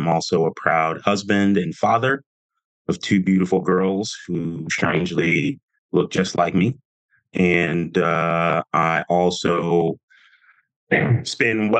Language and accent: English; Texas, United States; moved away as an adult; I was a kid growing up in small town Texas